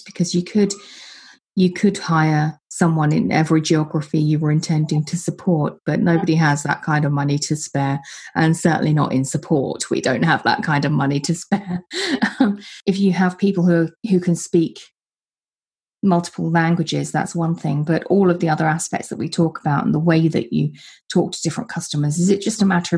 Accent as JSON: {"language": "English", "region": "England", "country": "United Kingdom", "said": "as an English person"}